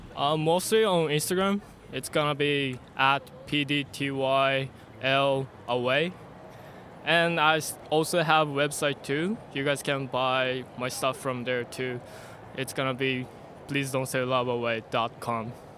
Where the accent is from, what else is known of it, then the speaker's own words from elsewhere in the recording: Japan; I'm from Japan